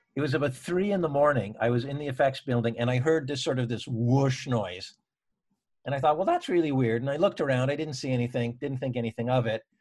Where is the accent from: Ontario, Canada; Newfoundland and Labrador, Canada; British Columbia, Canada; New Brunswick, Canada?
Ontario, Canada; Toronto; moved away as an adult; now in Vancouver, Canada; I was from Toronto.